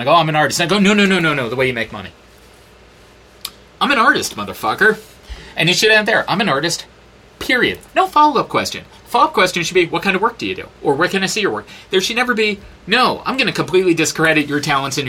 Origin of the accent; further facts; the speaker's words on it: New York, United States; moved away; I'm a New Yorker